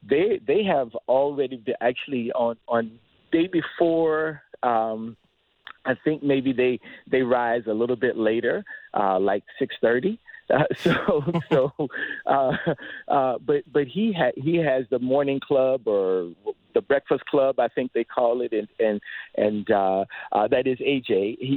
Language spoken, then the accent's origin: English; Dunedin, Florida, United States; now in Toronto, Canada; I'm a Florida boy, grew growing up in Dunedin